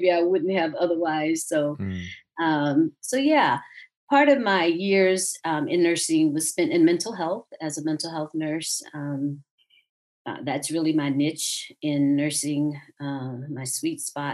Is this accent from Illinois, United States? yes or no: no; South Georgia, United States; moved away as an adult; now in Atlanta, United States; I grew up in South Georgia